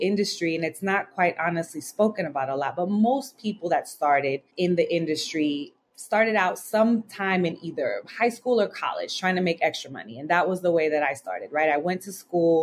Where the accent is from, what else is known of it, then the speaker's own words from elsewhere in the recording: United States; also born or lived in Southern California / New York City; I grew up between Southern California and New York City